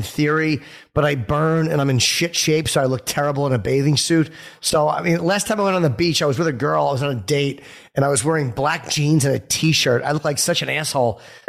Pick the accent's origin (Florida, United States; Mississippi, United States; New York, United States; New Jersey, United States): New Jersey, United States; North Brunswick; I grew up in Jersey, so I kind of know that area fairly well.